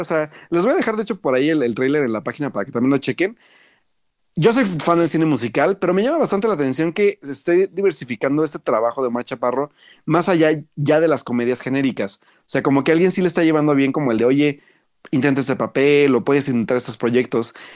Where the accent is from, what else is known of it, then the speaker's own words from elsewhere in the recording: Mexico; como buenos mexicanos curiosos